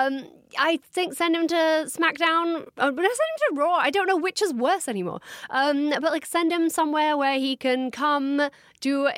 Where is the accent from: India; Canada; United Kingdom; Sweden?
United Kingdom; England; I'm from England